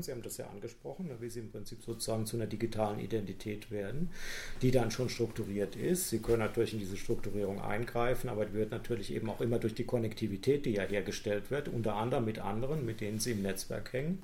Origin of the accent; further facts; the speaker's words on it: Heidelberg, Baden-Württemberg, Germany; ich komme ja so aus der Gegend von Heidelberg